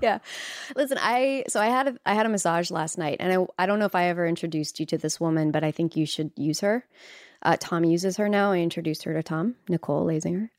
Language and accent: English; Canada; moved away as an adult; now in Los Angeles, United States; as a Canadian, uh, living in Los Angeles